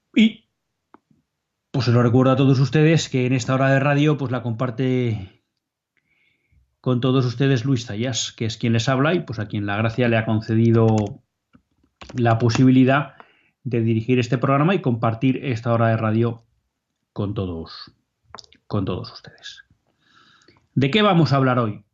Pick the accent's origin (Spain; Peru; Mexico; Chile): Spain; somos españoles